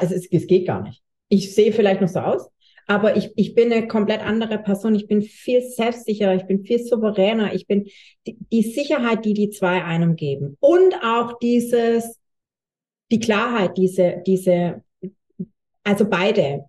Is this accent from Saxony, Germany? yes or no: no; Swabia, Baden-Württemberg, Germany; accent: Swabian; ja ich bin Schwabe, hört man wahrscheinlich